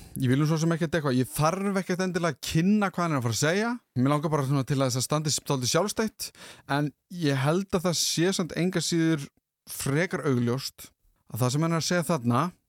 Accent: Mosfellsbær, Capital Region, Iceland; í heimabæð mínum í Moselsbæ í hlekarði, þar sem ég fór á öll mín gagfræðaskólaböll

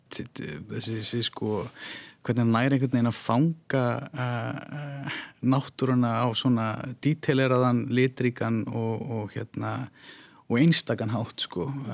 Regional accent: Iceland; við séum það bara yfir höfuð sem Íslendingar

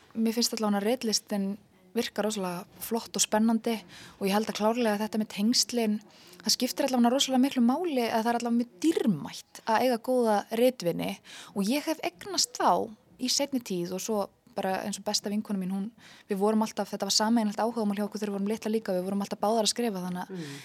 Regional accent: Iceland; við Íslendingar

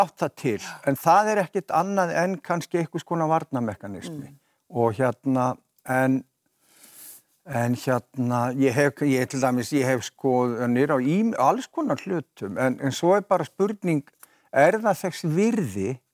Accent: Vogar neighbourhood, Capital Region, Iceland; also born or lived in Kjós; ég er alin upp á Malbyggi

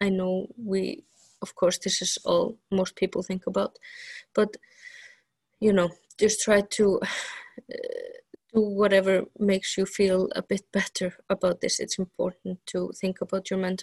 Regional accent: Vestmannaeyjar, Iceland; in my hometown, it's mostly fishing

